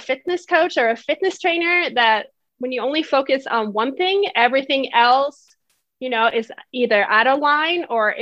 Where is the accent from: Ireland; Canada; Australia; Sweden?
Sweden; English is a second language; moved away as an adult; also born or lived in San Diego, United States; now in United States; I was born in Sweden. So if you hear a little bit of an accent, that is why. But I have been in the US for 16 years.